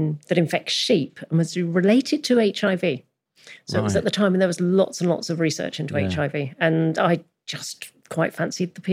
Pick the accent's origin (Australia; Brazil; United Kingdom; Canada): United Kingdom; London; also born or lived in Edinburgh; now in Norfolk, United Kingdom; I grew up in South London and living in rural Norfolk now